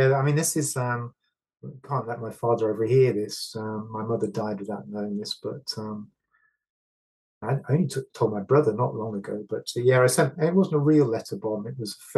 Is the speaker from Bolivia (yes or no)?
no; Stafford, West Midlands, United Kingdom; Growing up in Stafford